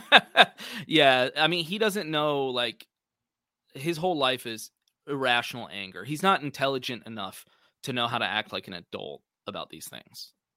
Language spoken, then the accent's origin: English; Austin, Texas, United States; I grew up around Austin, Texas my whole life